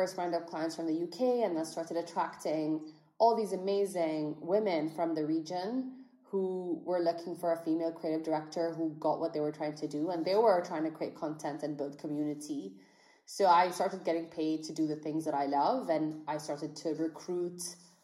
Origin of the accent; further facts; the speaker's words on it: Bahrain; I grew up in Bahrain. I'm a Bahraini entrepreneur